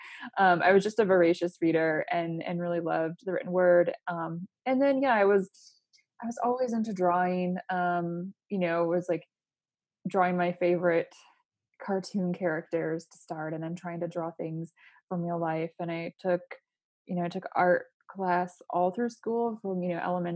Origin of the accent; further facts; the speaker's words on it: Port Huron, Michigan, United States; moved away as an adult; I was born and raised in a small town in Michigan called Port Huron.